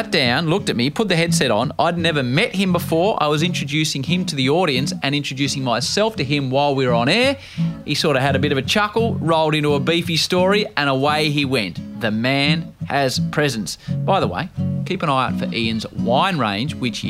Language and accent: English; Australia; As an Australian cricket fan